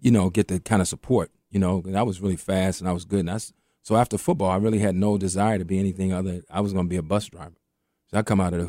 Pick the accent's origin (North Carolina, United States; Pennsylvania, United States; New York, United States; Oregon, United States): New York, United States; And the man said, where are you from? I said, I'm from New York.